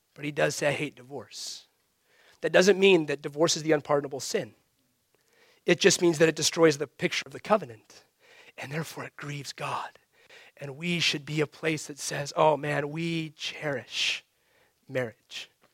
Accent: United States; as American Christians

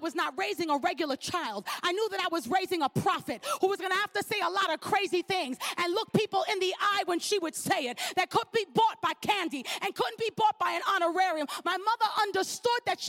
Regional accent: New York City, New York, United States; I know I'm in PA, but we're from Brooklyn

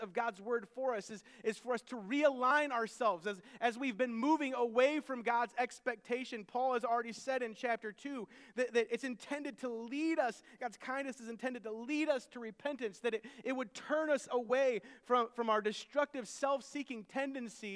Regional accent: United States; I can't go anywhere without people knowing that I am American. My appearance screams American.

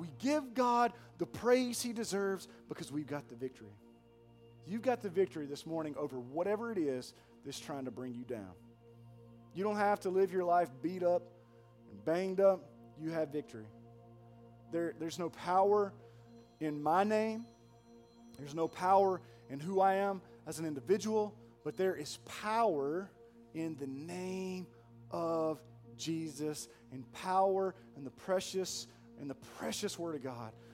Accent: Pearl, United States; I'm from Pearl

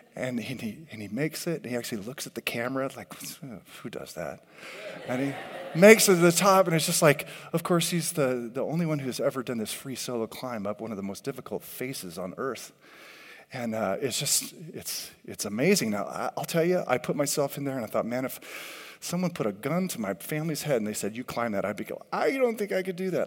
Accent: California, United States; I grew up in California

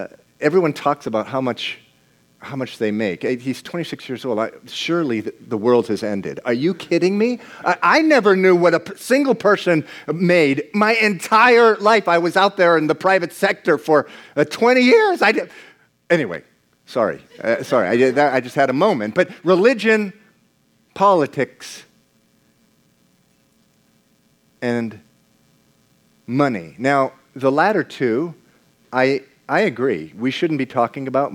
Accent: United States; also born or lived in Venezuela; we grew up in the United States of America

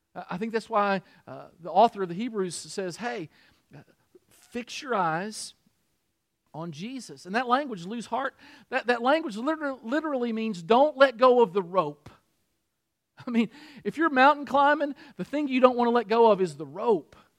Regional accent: Harrodsburg, Kentucky, United States; moved away; my hometown, Harrodsburg

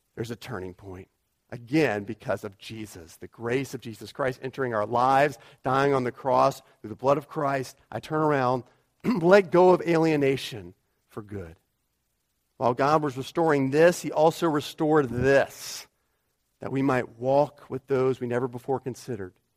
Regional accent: United States; moved away; I'm an American

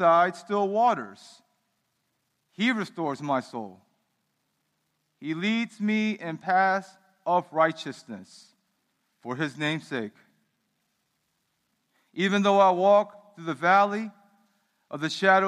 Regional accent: Baltimore, Maryland, United States; when I was growing up in the United States, my parents immigrated here in 1980

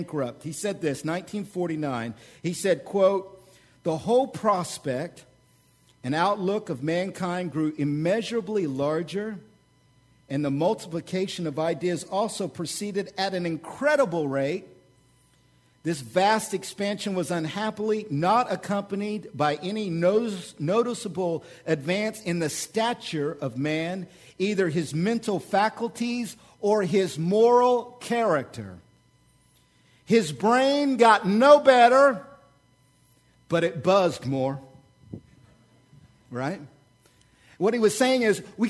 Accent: Oklahoma, United States; moved away; I'm from Oklahoma

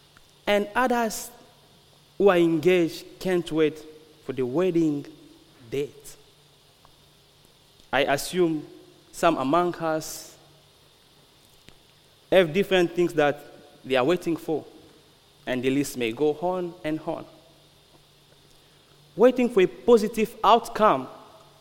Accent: Republic of the Congo; moved away; I'm from the Congo. I'm from the Republic of Congo

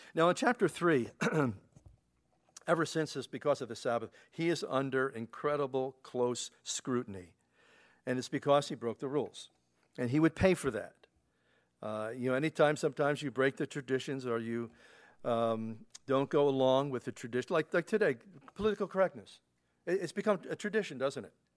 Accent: Pennsylvania, United States; now in New York, United States; growing up in Pennsylvania as a kid

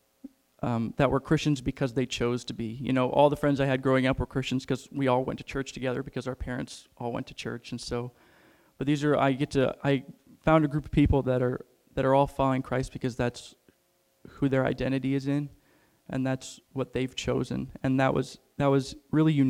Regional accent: Rochester, Illinois, United States; I grew up in Rochester, Illinois. I don't know if any of you know where that's at. It's right next to Springfield.

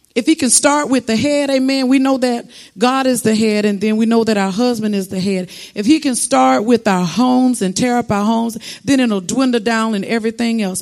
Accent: South Florida, United States; I'm from South Florida

